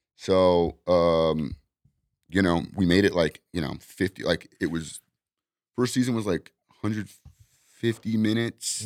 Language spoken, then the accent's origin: English; Los Angeles, California, United States; also born or lived in Arizona; I'm from here. I grew up in Venice